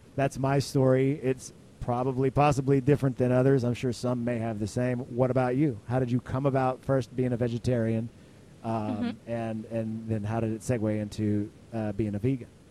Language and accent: English; Texas, United States; I'm from Texas